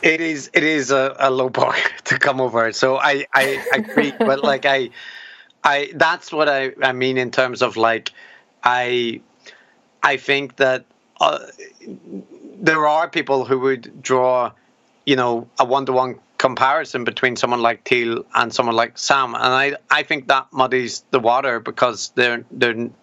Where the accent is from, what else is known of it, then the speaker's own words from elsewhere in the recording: Northern Ireland, United Kingdom; as a Northern Irish person with a beard